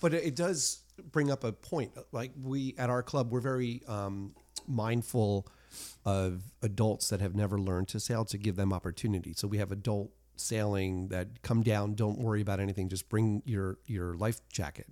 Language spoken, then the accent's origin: English; United States; I'm an American